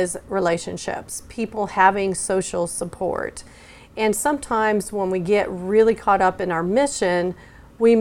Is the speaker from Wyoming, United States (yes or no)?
yes; Wyoming, United States; moved away as an adult; now in Oklahoma, United States; I grew up in Wyoming